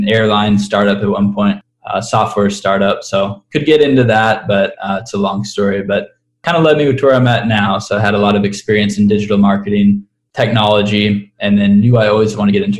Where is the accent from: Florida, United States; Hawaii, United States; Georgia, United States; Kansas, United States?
Kansas, United States; Kansas City; moved away as an adult; also born or lived in Oxford, Mississippi; now in Denver, United States; I was born and raised in Kansas City, a nice suburb kind of outside the city on the Kansas side